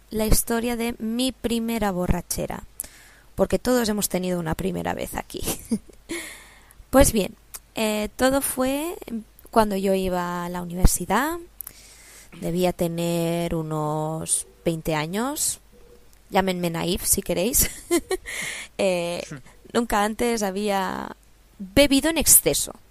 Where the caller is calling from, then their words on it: Barcelona, Catalonia, Spain; os hablo desde Barcelona, España